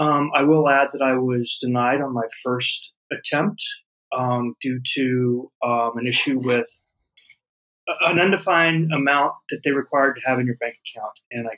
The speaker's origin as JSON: {"language": "English", "country": "United States", "moved": "as an adult", "lives_now": "Porto, Portugal", "said": "So I am from the United States. I moved here in August of 21."}